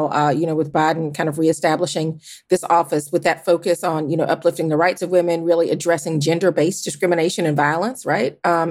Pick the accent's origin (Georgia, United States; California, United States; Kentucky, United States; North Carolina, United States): Georgia, United States; my home state of Georgia